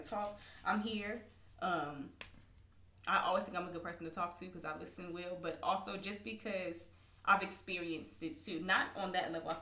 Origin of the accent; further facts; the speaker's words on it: Southern California, United States; us all growing up in Southern California